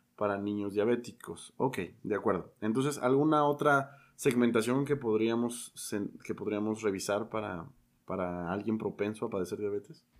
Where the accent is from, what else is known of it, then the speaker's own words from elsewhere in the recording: Mexico; tenemos como mexicanos muchos factores